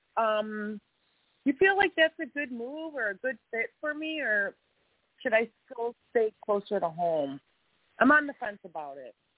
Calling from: Illinois, United States; I'm calling from Illinois.

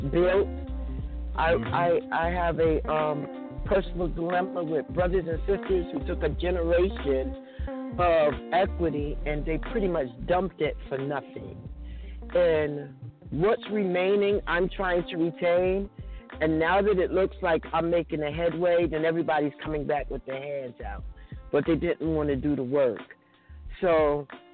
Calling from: New Jersey, United States; I'm calling from New Jersey

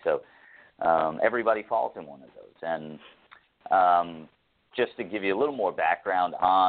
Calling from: Toronto, Ontario, Canada; I'm calling in from Toronto, Canada.

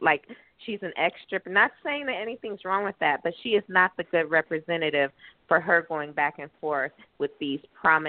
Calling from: Southwest Florida, United States; I'm calling from Florida, Southwest Florida.

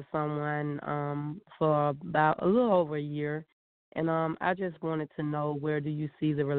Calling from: Georgia, United States; I'm calling from Georgia.

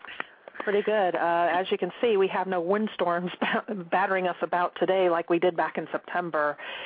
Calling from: Columbus, Ohio, United States; I am calling from Columbus, Ohio.

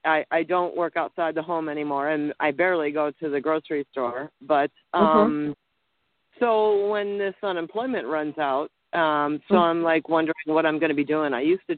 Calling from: Montana, United States; I'm calling from Montana.

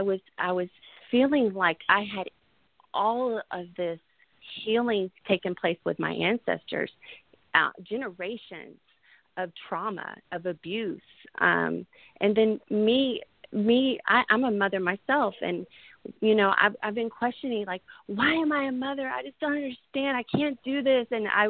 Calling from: Houston, Texas, United States; I'm calling from Houston, Texas.

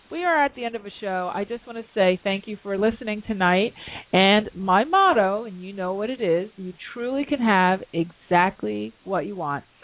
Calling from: London, United Kingdom; I'm calling in from London, uh, you know, at the midnight.

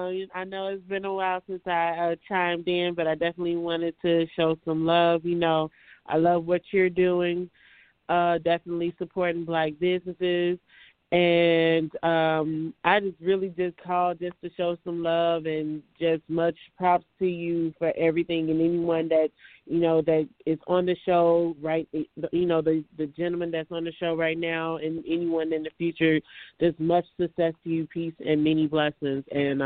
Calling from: Chicago, Illinois, United States

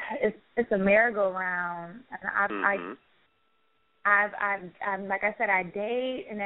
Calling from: Daytona Beach, Florida, United States; Daytona Beach.

